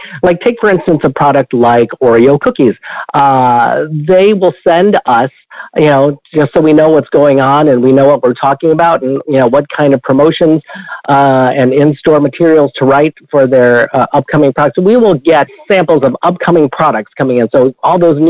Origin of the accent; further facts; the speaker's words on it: St. Louis, Missouri, United States; also born or lived in Chicago, Illinois; I was born in Chicago, Illinois, but didn't stay there for too long. By the time we were two, we had moved to the St. Louis area, St. Louis, Missouri, where I was raised.